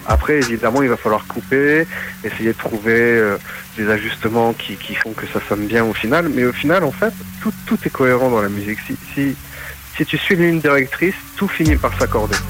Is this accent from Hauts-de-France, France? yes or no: yes; Maubeuge, Hauts-de-France, France; now in Valenciennes, France; je suis donc de France, région du Nord originaire de Maubeuge et là je suis sur Valenciennes